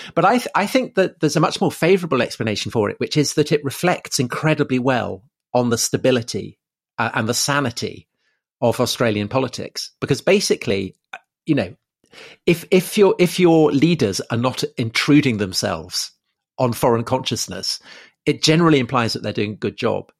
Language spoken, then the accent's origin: English; United Kingdom; being British